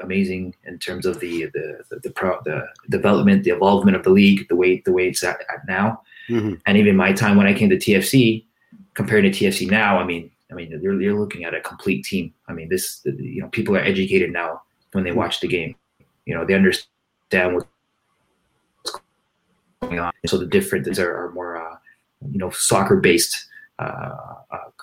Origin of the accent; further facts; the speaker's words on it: Canada; as a Canadian